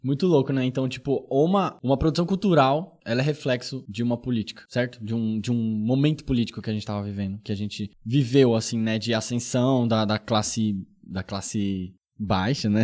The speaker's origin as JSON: {"language": "Portuguese", "region": "São Paulo", "country": "Brazil", "tie": "born or raised there", "said": "Eu vim lá do, né, do, do, do Iporanga, da Zona Sul de São Paulo"}